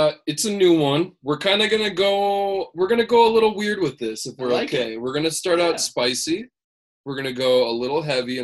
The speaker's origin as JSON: {"language": "English", "region": "central Minnesota", "country": "United States", "tie": "born or raised there", "said": "I grew up in Cold Spring Bakery, really popular place in central Minnesota"}